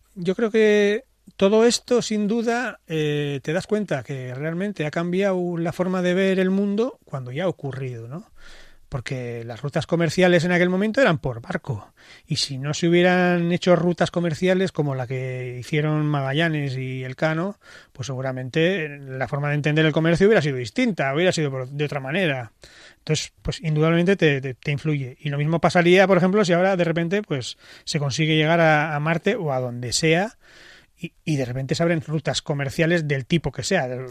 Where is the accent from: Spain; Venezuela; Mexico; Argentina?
Spain; Basque Country; soy vasco